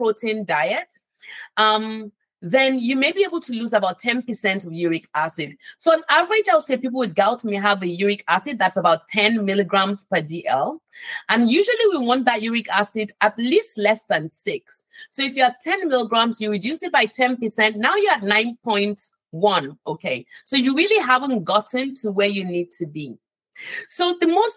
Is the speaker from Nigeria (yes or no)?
yes; Nigeria; moved away; I'm from Nigeria, right? Originally.